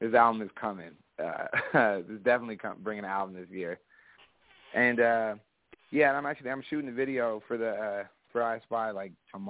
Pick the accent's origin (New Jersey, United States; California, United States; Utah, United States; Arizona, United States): California, United States; Ventura; I'm from Ventura, California